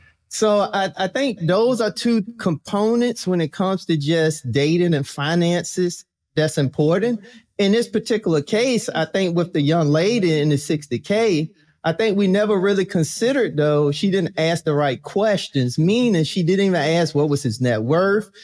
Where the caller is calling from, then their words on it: Virginia, United States; I'm calling in from Virginia